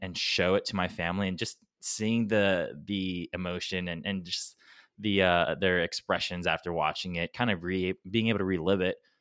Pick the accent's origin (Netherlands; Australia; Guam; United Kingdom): Guam; we're from Guam